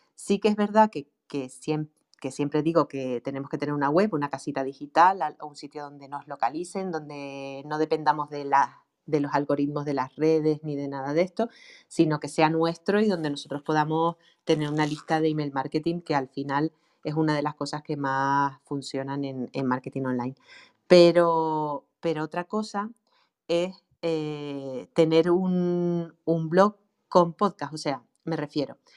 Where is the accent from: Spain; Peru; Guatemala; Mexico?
Spain; Canary Islands; accent: Canarian; yo tengo un acento canario tremendo